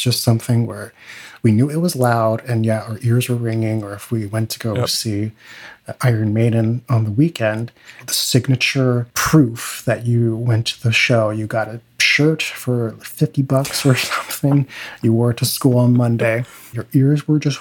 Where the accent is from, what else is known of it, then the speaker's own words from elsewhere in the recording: California, United States; I taught at several different little studios where I grew up in California.